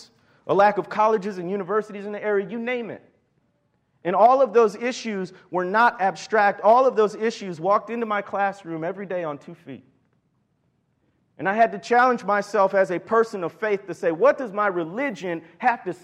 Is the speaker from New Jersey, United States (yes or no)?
no; Chicago, Illinois, United States; moved away as an adult; also born or lived in Mississippi Delta, Arkansas; I was born and raised in the Chicago area